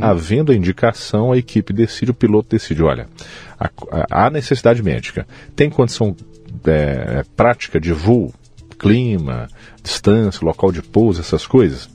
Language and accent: Portuguese; Belo Horizonte, Minas Gerais, Brazil; moved away as an adult; now in Uberaba, Brazil; Eu nasci em Belo Horizonte, Minas Gerais, capital. Sou filho do orgulhoso é, terceiro filho do seu Antônio e Dona Zica, é. lá na periferia de Belo Horizonte, e desde sempre escolas públicas.